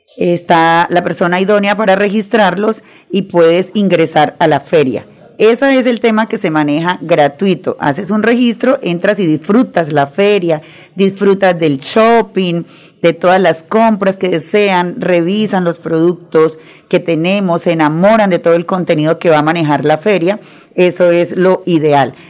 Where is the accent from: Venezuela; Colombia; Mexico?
Colombia; Arauca; also born or lived in Santander; yo soy llanera, llanera de Arauca, orgullosamente llanera por mi madre